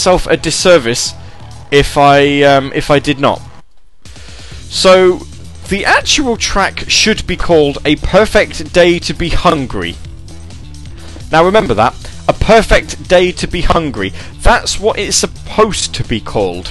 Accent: United Kingdom; I'm British and not American

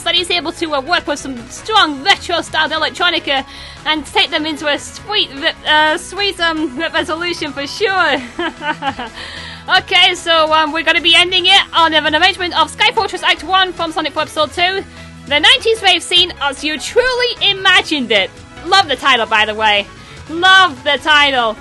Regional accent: near the Scottish border, the north of England, United Kingdom; I'm not from Scotland, but I'm not too far from the border

